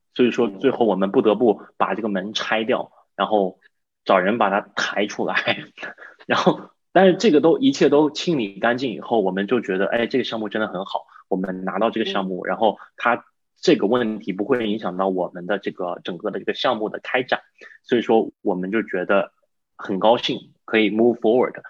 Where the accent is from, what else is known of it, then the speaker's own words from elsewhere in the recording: China; also born or lived in Boston; now in United States; 我是整个团队中唯一一个中国人，就是唯一一个英语不是母语的